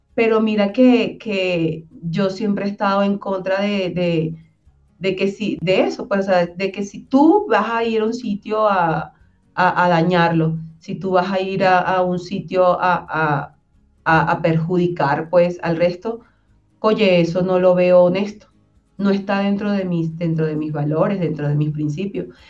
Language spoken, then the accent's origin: Spanish; Venezuela; moved away as an adult; now in Colombia; se enteran que soy venezolana una vez que hablo